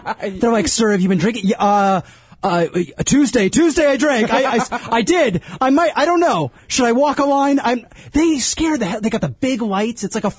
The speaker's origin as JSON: {"language": "English", "region": "North Carolina", "country": "United States", "said": "I'm from North Carolina."}